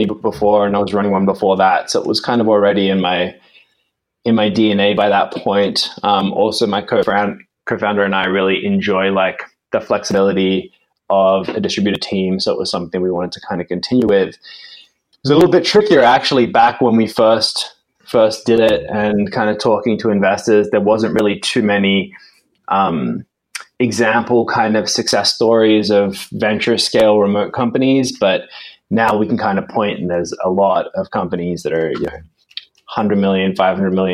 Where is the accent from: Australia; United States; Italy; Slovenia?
Australia; now in London, United Kingdom; I'm actually originally from Australia.